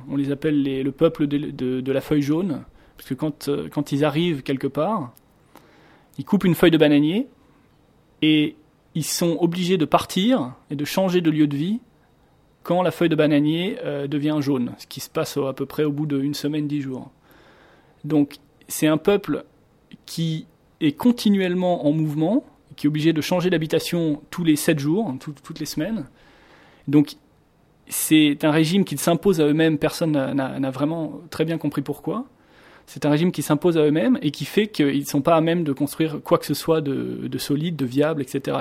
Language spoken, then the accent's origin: French; France; moved away as an adult; now in Singapore; je suis français, j'habite à Singapour depuis